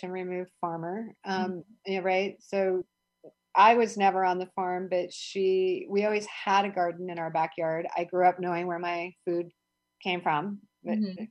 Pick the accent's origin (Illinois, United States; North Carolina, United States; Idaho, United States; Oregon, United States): Oregon, United States; Eugene; moved away as an adult; now in Philadelphia, United States; I grew up in Eugene, Oregon.